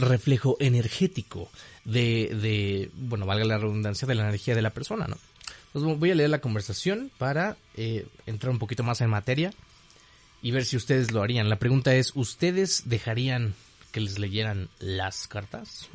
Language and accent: Spanish; Mexico; yo soy mexicano